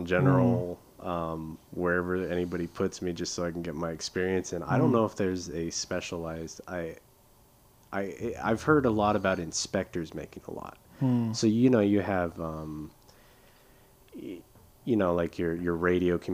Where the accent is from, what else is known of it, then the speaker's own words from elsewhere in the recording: California, United States; we grew up in California